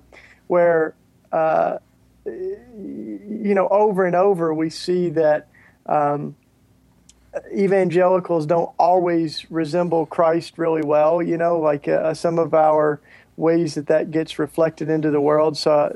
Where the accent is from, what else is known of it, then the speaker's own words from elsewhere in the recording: Tennessee, United States; I grew up in Tennessee. I'm a Tennessee, you know, kid. Grew up in the Bible Belt, pretty much in the heart of evangelicalism down there.